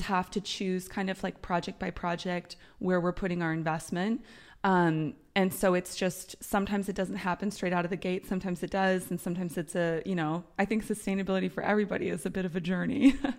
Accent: United States; moved away as an adult; now in Europe; I'm American, I've lived in Europe for 10 years

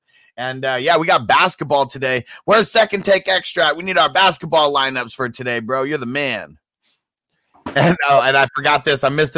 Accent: Honolulu, Hawaii, United States; now in Spokane, United States; And I'm an island boy. So I'm from Honolulu, but I live in Spokane, Washington now.

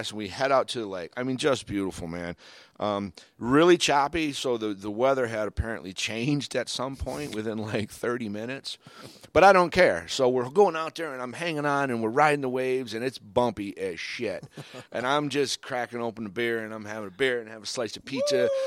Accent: Michigan, United States; also born or lived in Cape Cod, Massachusetts / Florida; I, you know, born and raised in Michigan, grew up on Cape Cod, lived in Florida, always been around water, always been around on boats.

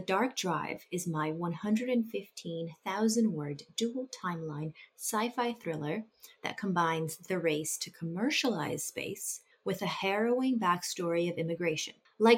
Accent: Arlington, Virginia, United States; I was born and raised in Arlington, Virginia, and spent countless childhood days biking down to the Smithsonian's Air and Space Museum to stare in wonder at the planes and rockets.

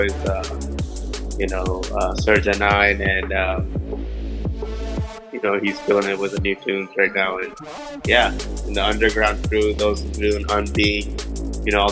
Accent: Pakistan; moved away; I'm originally from Pakistan

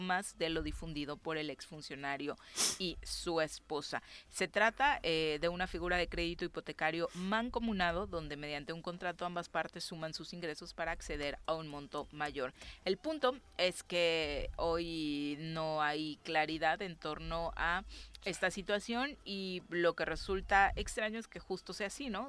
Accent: Morelos, Mexico; los que nacimos en Morelos

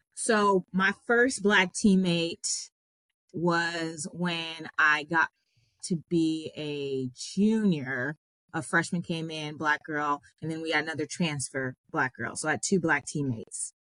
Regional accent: Long Beach, California, United States; I grew up in Long Beach, California

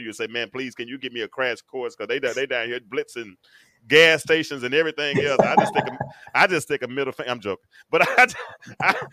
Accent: North Little Rock, Arkansas, United States; now in Atlanta, United States; I'm from North Little Rock

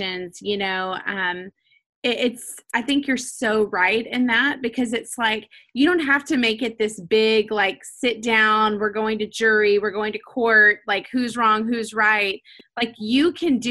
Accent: Nashville, Tennessee, United States; growing up in Nashville, like at Lipscomb

